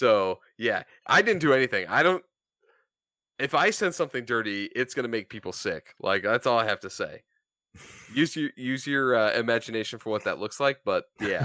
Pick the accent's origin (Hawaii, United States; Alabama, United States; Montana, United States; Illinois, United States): Montana, United States; I grew up in Montana